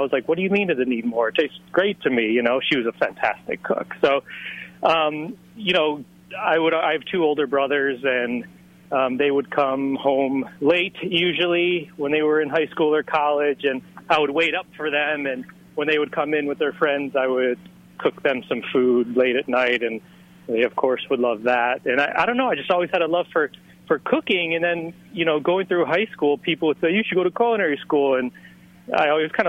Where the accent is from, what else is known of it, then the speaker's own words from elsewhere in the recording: Chicago, Illinois, United States; moved away as an adult; also born or lived in Miami; I wound up going home to Chicago for a few months